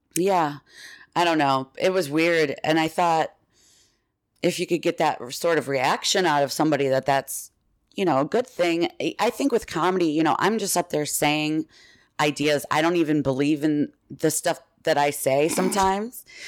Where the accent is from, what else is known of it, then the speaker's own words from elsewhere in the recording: Villa Park, Illinois, United States; I'm from here. I'm from just outside Chicago, and in Villa Park, Illinois